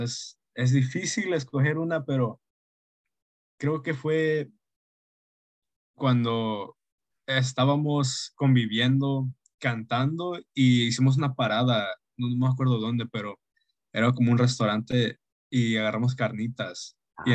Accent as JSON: {"language": "Spanish", "town": "Stockton", "region": "California", "country": "United States", "said": "soy de Stockton, California"}